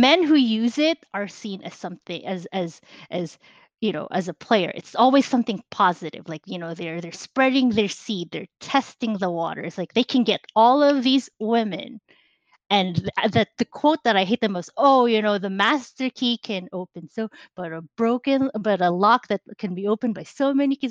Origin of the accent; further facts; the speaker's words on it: Philippines; now in United States; I grew up in the Philippines. I was born there. I lived there for a very long time until I moved here to the United States.